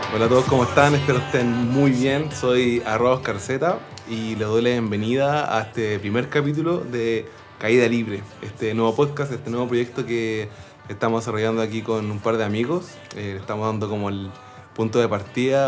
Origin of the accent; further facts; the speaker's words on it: Linares, Maule, Chile; moved away as an adult; now in Santiago, Chile; yo soy del sur, soy de Linares